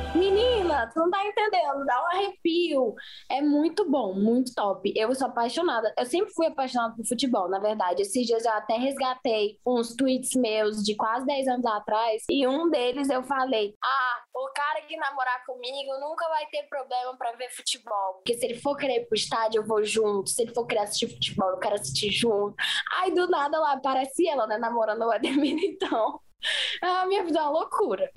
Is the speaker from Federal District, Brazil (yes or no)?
no; Fortaleza, Ceará, Brazil; also born or lived in Recife / São Paulo; now in Madrid, Spain; Eu sou de Fortaleza, né? Eu nasci lá em Fortaleza, morei, morava na Maraponga